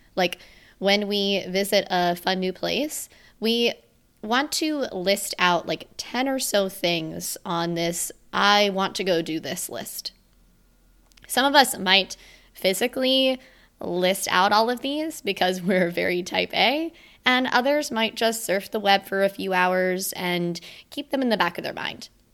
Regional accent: Sunshine State, Florida, United States; moved away; my first Christmas with my family in my hometown within the Sunshine State since twenty sixteen.

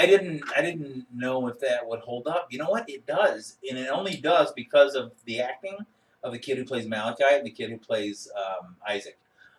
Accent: Dallas, Texas, United States; I grew up in Dallas, Fort Worth.

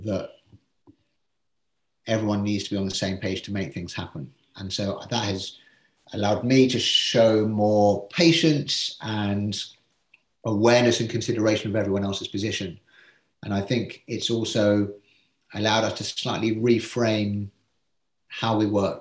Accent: England, United Kingdom; being English

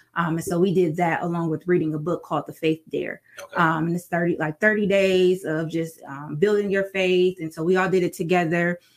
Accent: Sandusky, Ohio, United States; moved away as an adult; now in Toledo, United States; born and raised in Sandusky, Ohio, moved to Toledo

